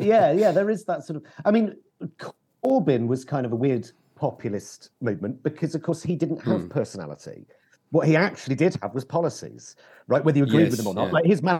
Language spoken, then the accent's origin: English; England, United Kingdom; But again, I think, again, as an English person, when I talk to a Scottish person who really believes in independence